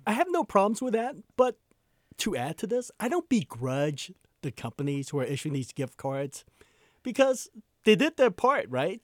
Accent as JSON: {"language": "English", "region": "East Coast", "country": "United States", "tie": "born or raised there", "also_born_or_lived": "New Orleans", "moved": "yes", "lives_now": "Seattle, United States", "said": "I grew up in the East Coast"}